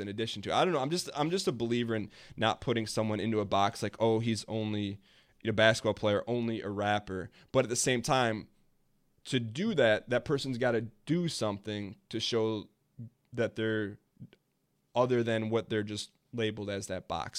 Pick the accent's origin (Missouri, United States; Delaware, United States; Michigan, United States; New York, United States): Michigan, United States; Dearborn; there's this place in my hometown called Greenfield Village